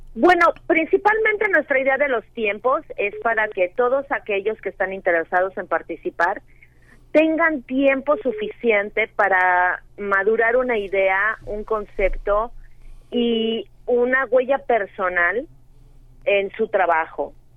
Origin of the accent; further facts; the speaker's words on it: Mexico; los mexicanos